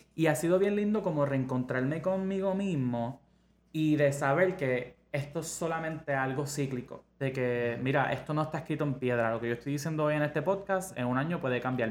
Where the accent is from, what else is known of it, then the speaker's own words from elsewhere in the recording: Ponce, Puerto Rico; yo crecí en Ponce